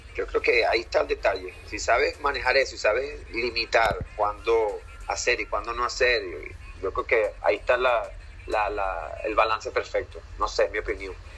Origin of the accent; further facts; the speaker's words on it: Venezuela; now in Canada; gente que es de Venezuela, en el caso de nosotros